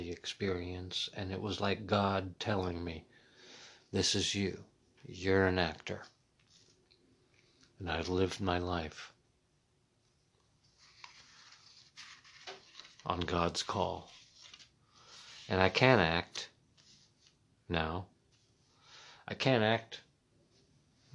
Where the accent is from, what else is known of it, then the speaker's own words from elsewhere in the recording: Muncie, Indiana, United States; now in Washington, D.C., United States; I was raised in Middletown, America, Muncie, Indiana.